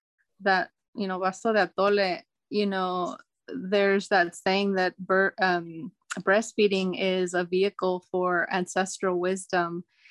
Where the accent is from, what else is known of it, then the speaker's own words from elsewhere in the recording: Salinas, California, United States; also born or lived in Mexico / Santa Barbara; I grew up here in Salinas and we didn't have that kind of community growing up.